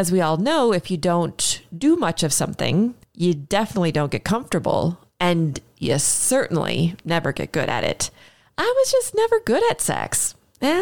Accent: Minneapolis, Minnesota, United States; my hometown, Minneapolis, Minnesota.

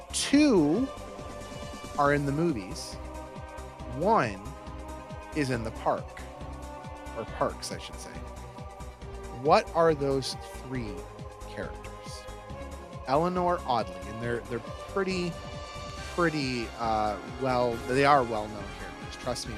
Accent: Detroit, Michigan, United States; We're all from Detroit

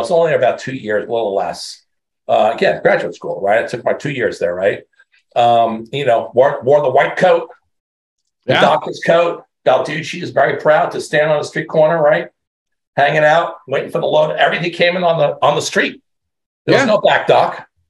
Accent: New York, United States; moved away as an adult; also born or lived in Madison, Wisconsin / California / San Antonio, Texas; I'm a New Yorker.

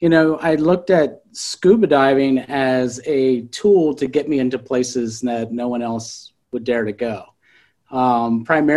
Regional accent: South Central Pennsylvania, United States; I grew up in South Central Pennsylvania

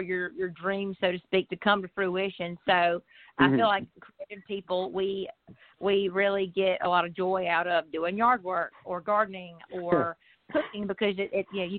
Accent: Lowcountry, just outside Savannah, Georgia, United States; moved away as an adult; also born or lived in Athens, Georgia; now in Nashville, United States; I'm from the Lowcountry, just outside of Savannah, Georgia, and moved to Nashville after college

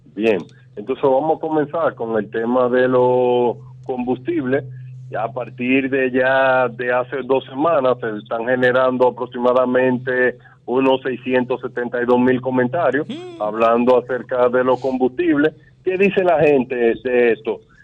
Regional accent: Dominican Republic; como dominicano

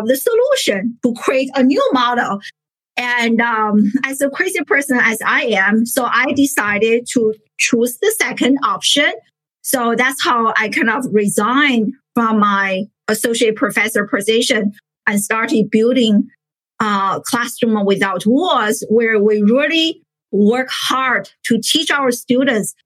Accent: China; moved away as an adult; now in United States; I grew up in China, a first generation immigrant

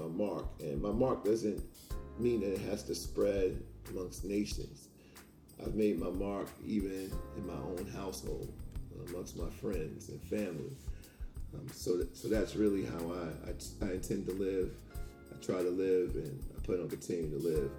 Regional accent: Hempstead, New York, United States; also born or lived in Maryland; now in Philadelphia area, United States; I'm from Hempstead, New York

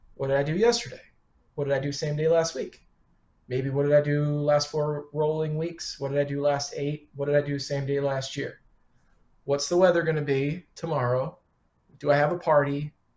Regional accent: Detroit, Michigan, United States; moved away as an adult; also born or lived in Chicago; now in Philadelphia, United States; Got started when I was 15, parking cars and washing dishes in uh, Detroit. Worked through high school, uh, kept restaurant jobs into college, and then I moved to Chicago from Detroit

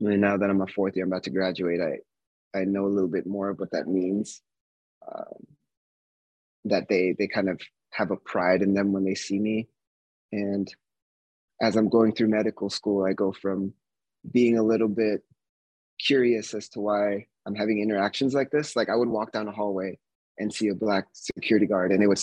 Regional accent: Bay Area, California, United States; moved away; also born or lived in Flagstaff, Arizona; I was born in the Bay Area of California

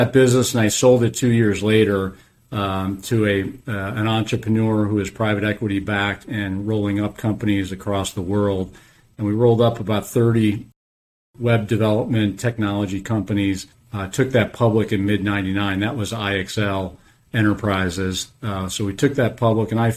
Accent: Chicago, Illinois, United States; moved away as an adult; also born or lived in Wisconsin; now in Atlanta, United States; I was born and raised in Chicago

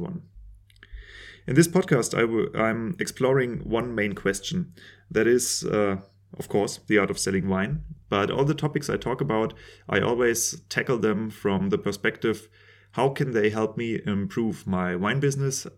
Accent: Germany; I'm a winemaker from Germany

